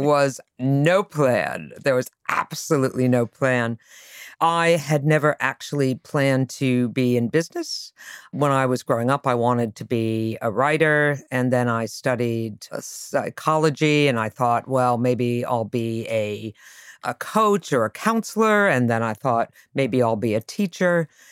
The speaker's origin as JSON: {"language": "English", "region": "Connecticut", "country": "United States", "tie": "born or raised there", "also_born_or_lived": "Boston", "moved": "yes", "said": "I grew up in Connecticut"}